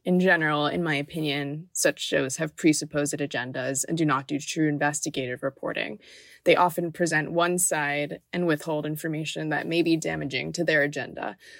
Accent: Miami, Florida, United States; growing up in Miami, I wasn't around in the 80s

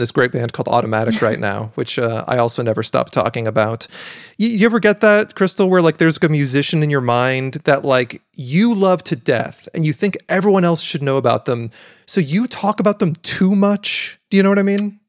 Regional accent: Pacific Northwest, United States; I am from the Pacific Northwest

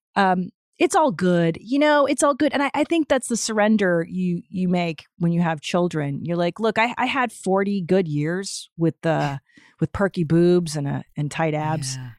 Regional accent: Los Angeles, California, United States; also born or lived in Canada; I grew up in Los Angeles

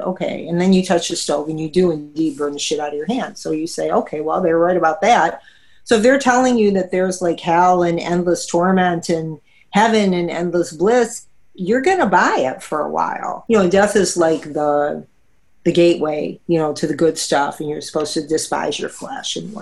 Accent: Detroit, Michigan, United States; I'm a native Detroiter

